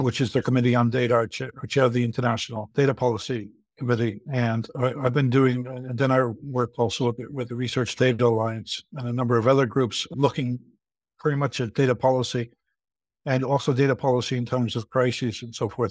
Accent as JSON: {"language": "English", "country": "United States", "moved": "as an adult", "lives_now": "Leuven, Belgium", "said": "I'm originally American, but I've been living for over thirty-five years here in Leuven, in Belgium"}